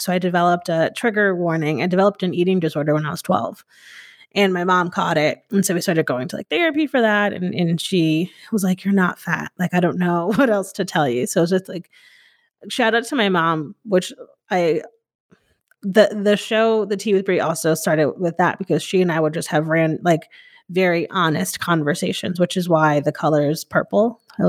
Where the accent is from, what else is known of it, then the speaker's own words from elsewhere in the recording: Northeast, United States; so growing up in the Northeast, like, which I find very interesting, like in the South, it's like, you're just white, but people in the Northeast, it's like very much a melting pot.